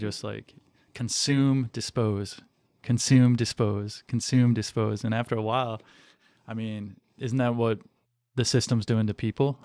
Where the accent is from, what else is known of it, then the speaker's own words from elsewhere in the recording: Western Michigan, United States; moved away as an adult; also born or lived in Cleveland, Ohio / Orange County, California; I grew up in Western Michigan, but I, I was born in Cleveland and lived in Orange County, L A for a little while and then moved to Western Michigan, small town